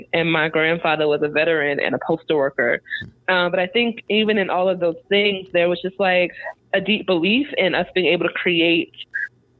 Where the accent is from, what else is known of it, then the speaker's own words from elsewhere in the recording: Long Island, New York, United States; now in Durham, United States; I am from Long Island, a Strong Island, New York